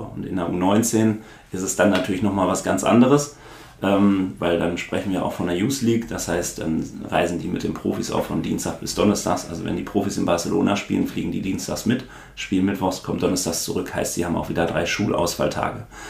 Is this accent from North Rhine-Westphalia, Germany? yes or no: yes; Dortmund, North Rhine-Westphalia, Germany; ich bin ja dann auch in Brakel geboren und groß geworden, also in dem Ort, wo das Trainingszentrum auch steht